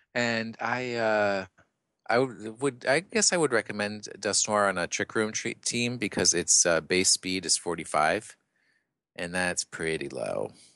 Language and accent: English; New York, United States; accent: New York; my New York accent